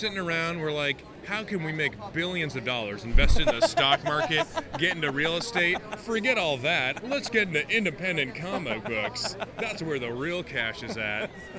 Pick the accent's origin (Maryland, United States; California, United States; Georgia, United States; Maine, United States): Maine, United States; I'm from everywhere where children can laugh, but also known as the state of Maine.